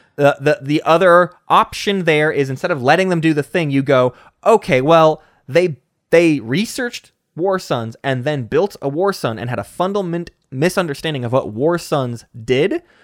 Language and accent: English; United States; me as an American